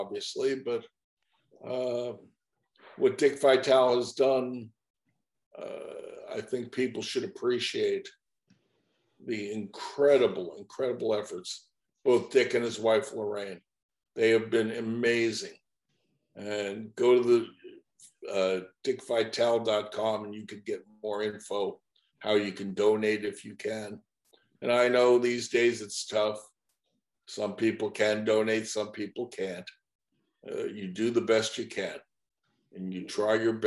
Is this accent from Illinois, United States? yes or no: no; Baldwin, New York, United States; also born or lived in Connecticut; now in Florida, United States; I was from Baldwin, Long Island.